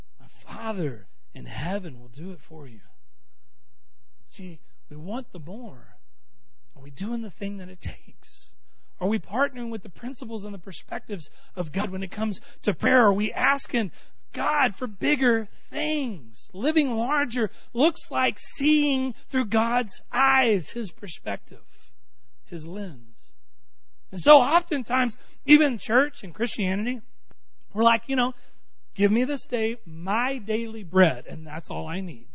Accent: Texas, United States; I'm from Texas

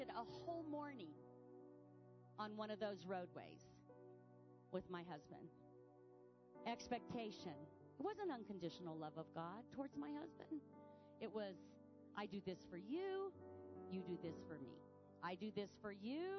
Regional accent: United States; I'm an American.

